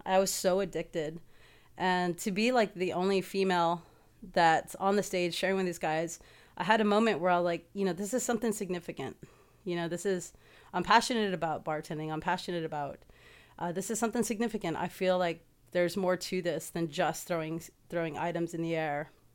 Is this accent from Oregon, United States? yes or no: no; San Antonio, Texas, United States; moved away as an adult; now in Houston, United States; the move to Houston was very, like, it was the smartest decision I made 'cause, uh, I was in a place back in my hometown